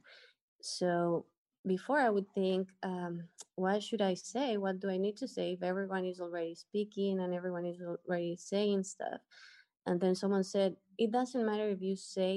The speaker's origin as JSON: {"language": "English", "country": "Ecuador", "moved": "as an adult", "lives_now": "Dominican Republic", "said": "I am from Ecuador, and I just moved to the Dominican Republic a little bit over a month ago."}